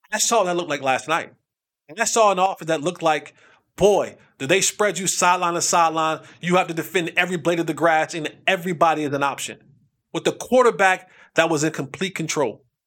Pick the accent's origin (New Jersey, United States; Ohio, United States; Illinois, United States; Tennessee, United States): New Jersey, United States; I'm from Jersey. We used to have crabs at our cookout